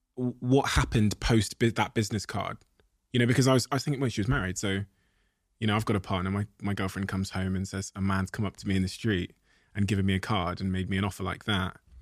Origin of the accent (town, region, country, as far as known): Plymouth, South West England, United Kingdom; born or raised there; also born or lived in Botswana